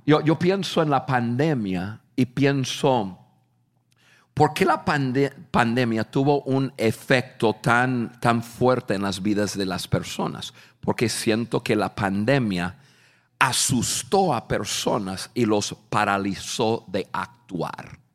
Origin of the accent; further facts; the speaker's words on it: United States; Spanish is a second language; yo soy un norteamericano